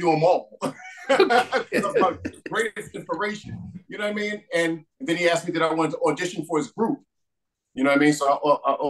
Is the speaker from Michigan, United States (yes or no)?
no; New York City, New York, United States; I grew up in Midtown Manhattan in New York City